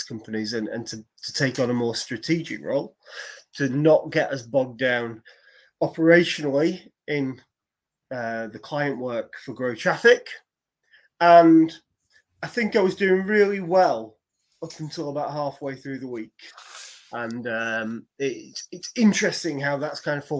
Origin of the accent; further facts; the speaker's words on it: Preston, North West England, United Kingdom; I was born in Preston.